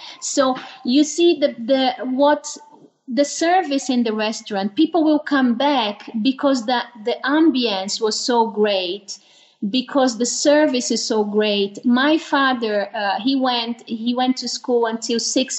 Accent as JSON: {"language": "English", "country": "Brazil", "tie": "born or raised there", "also_born_or_lived": "United Kingdom / Netherlands / Mexico", "moved": "as an adult", "lives_now": "Switzerland", "said": "I'm Brazilian"}